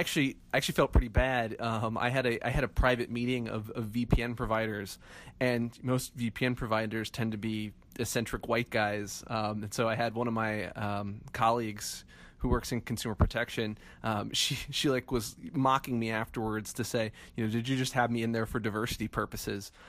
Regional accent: Midwest, United States; moved away; I'm originally from the Midwest

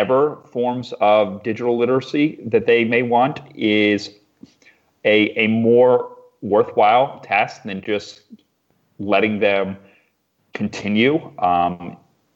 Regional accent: Eastern Shore of Maryland, United States; also born or lived in Washington, D.C.; I grew up in a very remote part of the Eastern Shore of Maryland

